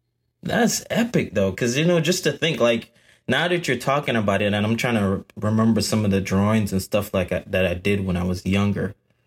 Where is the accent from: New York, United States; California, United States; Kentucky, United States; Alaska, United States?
New York, United States; moved away as an adult; also born or lived in Jamaica; now in Georgia, United States; Because I was born in Jamaica, but I grew up in New York. I lived in New York most of my life.